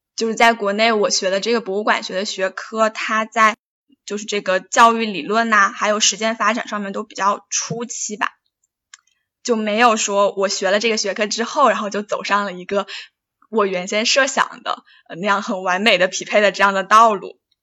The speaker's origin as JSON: {"language": "Chinese", "region": "Hunan", "country": "China", "tie": "born or raised there", "said": "我老家也是湖南的"}